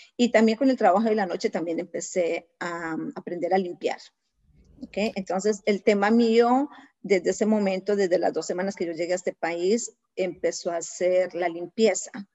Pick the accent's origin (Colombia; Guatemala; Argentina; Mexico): Colombia; moved away as an adult; now in United States; soy colombiana, 100%